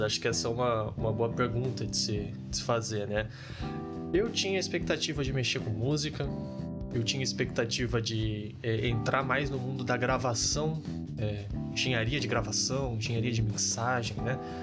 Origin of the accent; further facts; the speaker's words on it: Rio de Janeiro, Brazil; moved away as an adult; now in Santa Maria, Brazil; Eu sou daqui do Rio de Janeiro